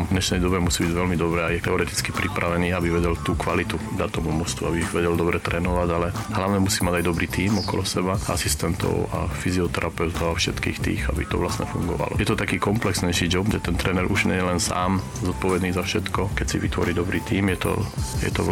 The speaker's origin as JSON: {"language": "Slovak", "country": "Slovakia", "moved": "as an adult", "lives_now": "Germany", "said": "som Slovák a Slovákom zostanem"}